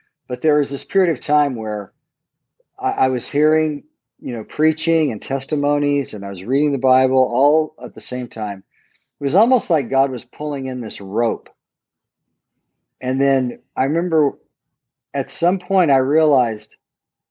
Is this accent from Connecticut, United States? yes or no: no; Southern California, United States; I grew up in Southern California